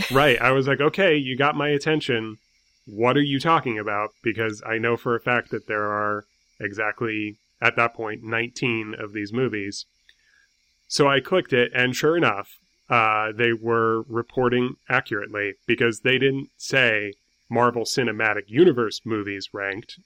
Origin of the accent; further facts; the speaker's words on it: New York City, New York, United States; I'm from New York City.